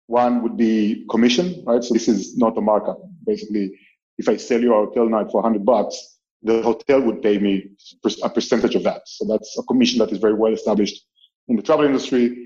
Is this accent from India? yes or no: no; Israel; moved away as an adult; also born or lived in Paris, France; now in Barcelona, Spain; I'm from Israel originally